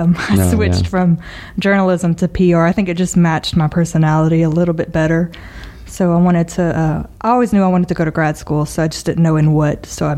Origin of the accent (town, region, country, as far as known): Lafayette, United States; born or raised there